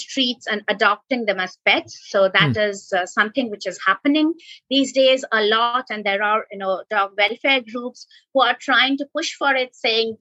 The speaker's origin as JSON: {"language": "English", "town": "Kolkata", "region": "West Bengal", "country": "India", "tie": "born or raised there", "said": "I was growing up in Kolkata"}